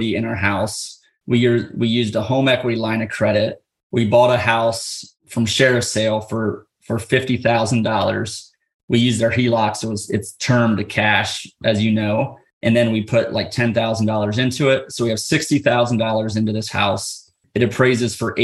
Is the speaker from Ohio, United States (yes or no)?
yes; Ohio, United States; We're from Ohio